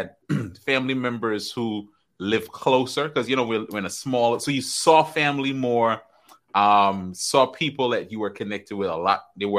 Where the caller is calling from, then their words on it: Tampa, Florida, United States; Tampa, Florida. Right here in Tampa, Florida. The weather's beautiful.